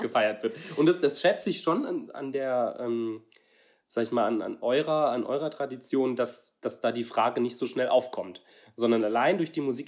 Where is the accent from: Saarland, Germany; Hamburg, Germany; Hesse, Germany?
Saarland, Germany; ich komme aus einem, aus einem kleinen Dorf im Saarland